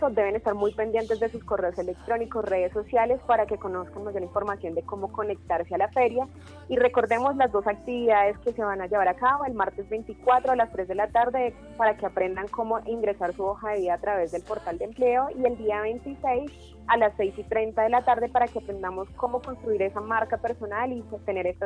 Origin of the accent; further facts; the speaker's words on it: San Andrés, San Andrés and Providencia, Colombia; soy de San Andrés Isla, estudiante de doble titulación